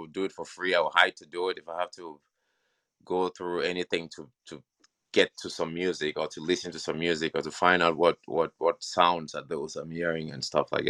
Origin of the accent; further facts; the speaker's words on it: Cameroon; born there; I grew up, I was born in Cameroon, and we had the chance to live in several different nations.